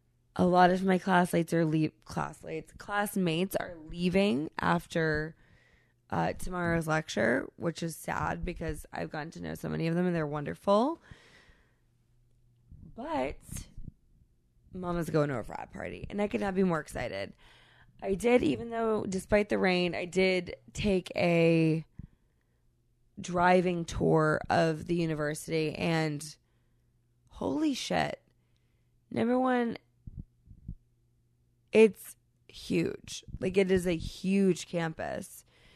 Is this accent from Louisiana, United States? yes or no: no; Massachusetts, United States; I'm from New England, from Massachusetts, we're massive sports people, but there are very few New Englanders who will not so much as acknowledge other colors